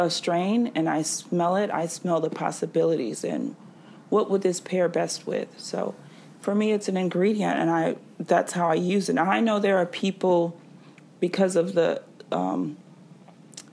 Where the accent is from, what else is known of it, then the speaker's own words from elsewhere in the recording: the South, United States; I'm from the South